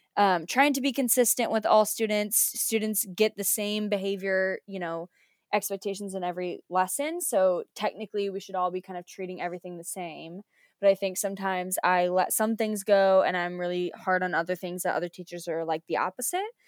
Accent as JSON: {"language": "English", "country": "United States", "also_born_or_lived": "Georgia", "moved": "as an adult", "lives_now": "United Kingdom", "said": "I'm American"}